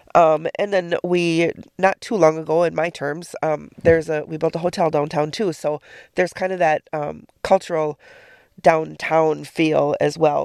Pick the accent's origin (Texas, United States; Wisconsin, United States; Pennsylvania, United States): Wisconsin, United States; Menomonie; moved away as an adult; growing up there, I grew up outside of Minami